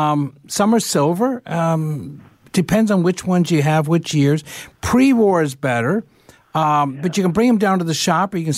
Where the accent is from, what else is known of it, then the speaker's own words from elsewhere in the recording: London, Ontario, Canada; moved away; I grew up in London